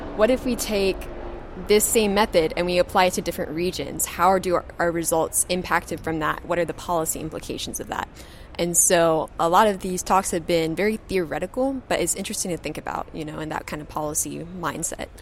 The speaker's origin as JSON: {"language": "English", "region": "Kentucky", "country": "United States", "tie": "born or raised there", "moved": "as an adult", "lives_now": "Florida, United States", "said": "I'm originally from Kentucky and I did my undergraduate degree there"}